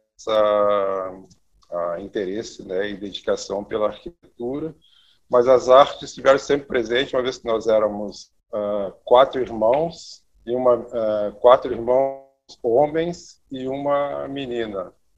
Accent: Santa Maria, Rio Grande do Sul, Brazil; sou natural de Santa Maria, interior aqui do, do, do, do estado

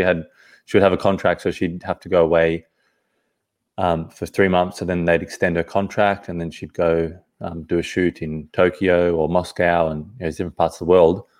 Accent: Sydney, New South Wales, Australia; also born or lived in Johannesburg, South Africa; now in Perth, Australia; I was originally from Sydney, the East Coast. And yeah, so I was born in South Africa, Johannesburg when I was two. And, uh, when I was about two, I ca-, came to Sydney, Australia.

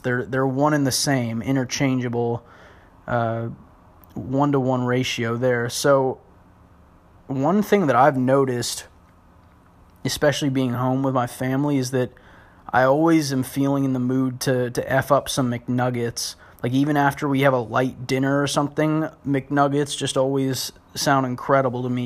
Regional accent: Portland, United States; now in Los Angeles, United States; growing up in Portland

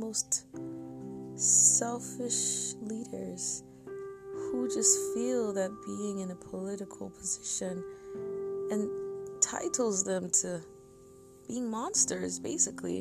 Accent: Nigeria; I am Nigerian, and I've always been proud of my country

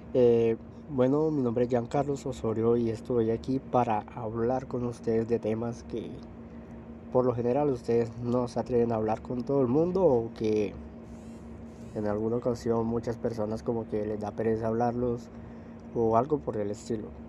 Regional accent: Colombia; soy de Colombia, soy colombiano.

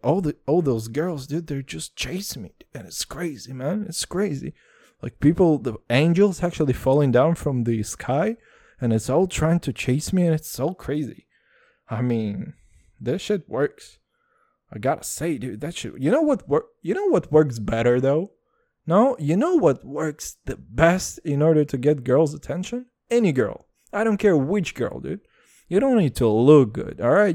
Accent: Texas, United States; I'm from Texas

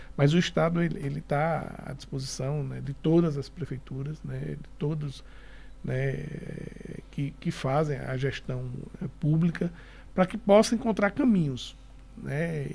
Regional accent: Recife, Pernambuco, Brazil; moved away as an adult; also born or lived in Garanhuns / Olinda; apesar de eu ter nascido em Garanhuns, com seis anos de idade eu fui para Recife, fui criado em Olinda em Recife até os 28 anos de idade.

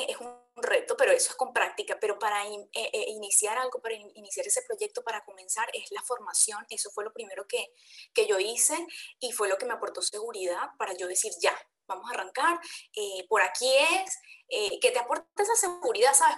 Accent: Venezuela; Soy venezolana también

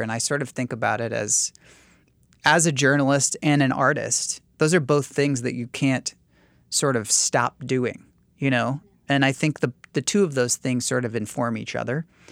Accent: New York City, New York, United States; as a New Yorker

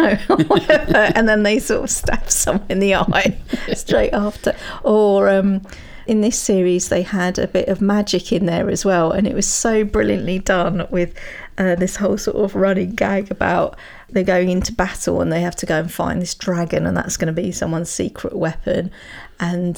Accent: United Kingdom; as British people, we

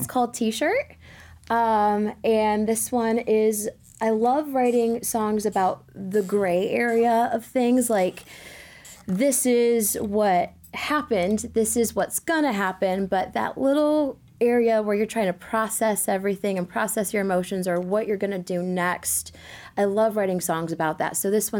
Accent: Toledo, Ohio, United States; And to make it even better, it was in my hometown, back home in Toledo, Ohio.

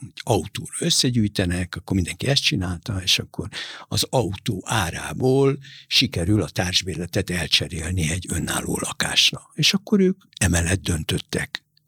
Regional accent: Budapest, Hungary; also born or lived in Buenos Aires, Argentina / Beirut, Lebanon; De nekünk meg a Pani nővéremmel mi itt nőttünk föl

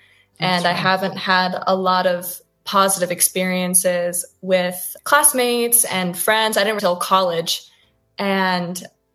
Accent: San Diego, California, United States; moved away as an adult; now in Los Angeles, United States; I was born and raised in San Diego

